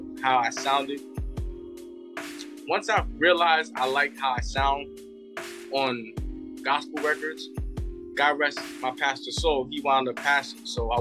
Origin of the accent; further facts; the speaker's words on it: New York City, New York, United States; I'm from the South Bronx